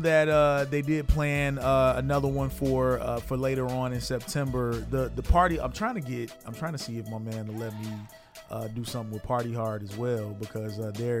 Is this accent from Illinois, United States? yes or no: yes; Chicago, Illinois, United States; I know my hometown would be happy, man. Chicago over everything.